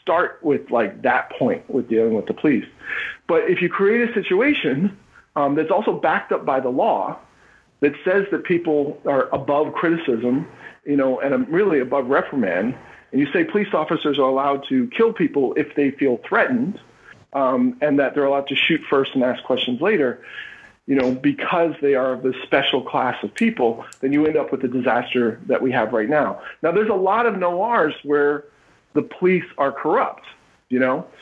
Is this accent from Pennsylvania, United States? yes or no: yes; Philadelphia, Pennsylvania, United States; I'm from Philly